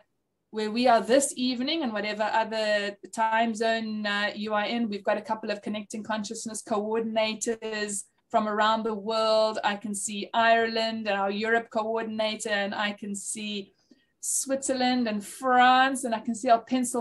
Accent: South Africa; also born or lived in Zimbabwe; my family is from Zimbabwe. I went to Zimbabwe, then Rhodesia, before I was conscious of the fact, and we were refugees, which is why I was born in South Africa

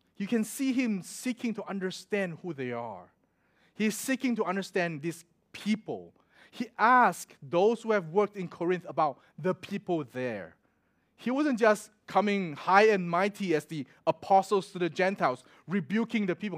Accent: Singapore; moved away as an adult; also born or lived in Melbourne, Australia; I'm from Singapore

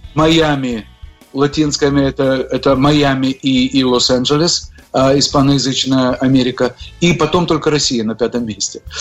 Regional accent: Odesa, Odesa Oblast, Ukraine; also born or lived in Moscow, Russia / New York, United States; now in Miami, United States; я родился в Одессе, на Украине

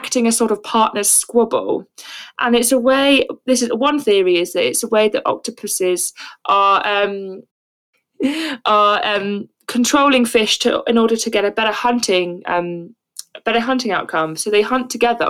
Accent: Brighton, South East England, United Kingdom; I'm actually from Brighton

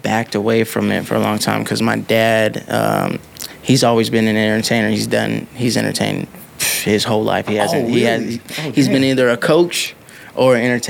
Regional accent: Pasadena, West Covina, Covina area, California, United States; also born or lived in Los Angeles, California; now in Las Vegas, United States; On my birth certificate, it says L.A., but I spent most time in, like, around Pasadena, West Covina, Covina area.

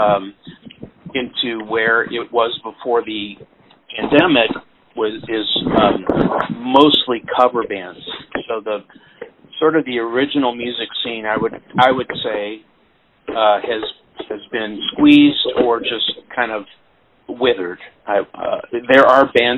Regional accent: Peoria, Illinois, United States; moved away as an adult; now in St. Louis, United States; I was born in Peoria, Illinois, which is kind of halfway between here and Chicago

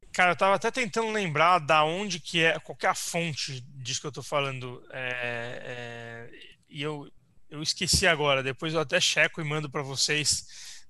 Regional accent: São Paulo, Brazil; a gente é de São Paulo, natural, enfim, é, crescemos e, e é, crescemos aqui, vivemos aqui a vida inteira

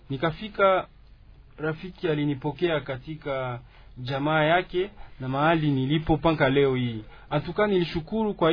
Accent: Goma, North Kivu, DR Congo; now in Bukavu, DR Congo; E, tulitoka Goma, tuli ilikuwa

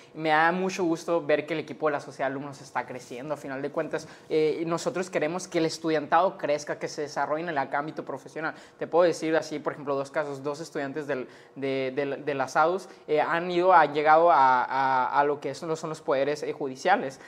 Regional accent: Sonora, Mexico; soy sonorense, soy ciudadano y pues quiero lo mejor para mi Estado

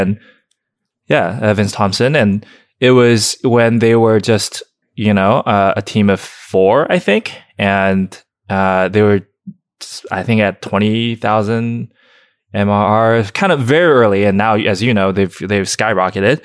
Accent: Shenzhen, Guangdong, China; also born or lived in Alabama; now in Los Angeles, United States; someone who grew up born in China

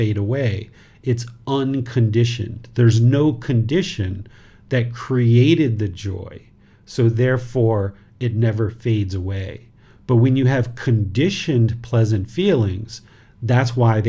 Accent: United States; now in Thailand; I am a dad, I am American. I live in Thailand.

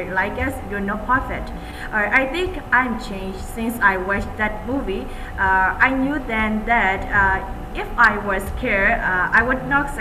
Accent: Myanmar; from Myanmar

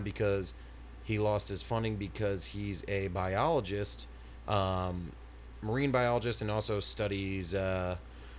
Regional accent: Northeast, United States; we grew up in the Northeast

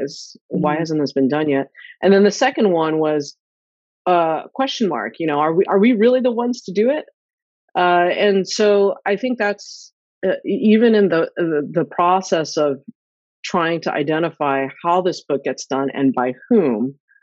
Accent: Sacramento, California, United States; my brother and I were the first generation that were born and raised in the U.S. Mm. And we grew up in Northern California, in Sacramento

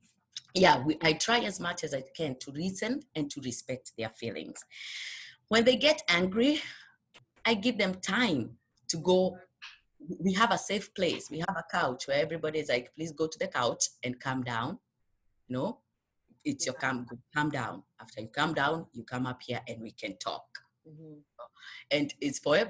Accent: Kenya; moved away as an adult; now in United States; when we came from Kenya, it was only my husband and I. We didn't have children

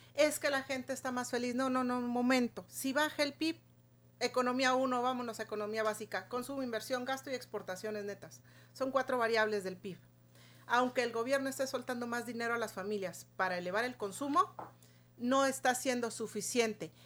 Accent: Chihuahua, Mexico; como chihuahuense

